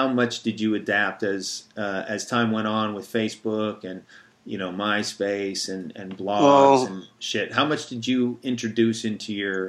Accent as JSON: {"language": "English", "region": "Minnesota", "country": "United States", "tie": "born or raised there", "also_born_or_lived": "California", "moved": "as an adult", "said": "Did a lot of those Midwest tattooers, because that's where I'm from too. I'm from Minnesota and tattooed out there, you know, started tattooing in California and moved out to Minnesota, back to near where I grew up."}